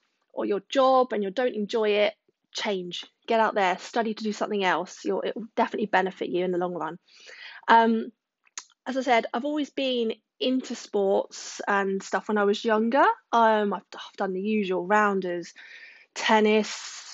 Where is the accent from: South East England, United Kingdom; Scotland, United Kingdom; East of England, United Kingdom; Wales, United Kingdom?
South East England, United Kingdom; Surrey; now in Wiltshire, United Kingdom; haven't lived in Wiltshire all my life. I was born in Surrey